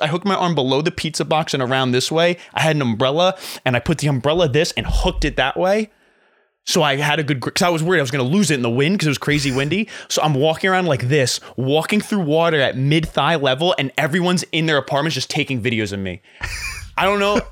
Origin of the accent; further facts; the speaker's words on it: Flemington, New Jersey, United States; also born or lived in Hoboken, New Jersey; My hometown, Flemington